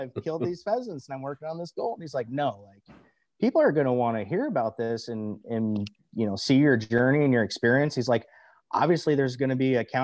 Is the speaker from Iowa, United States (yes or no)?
yes; Cedar Rapids, Iowa, United States; growing up around the Cedar Rapids, Iowa area, which is where I'm from and still currently reside in Cedar Rapids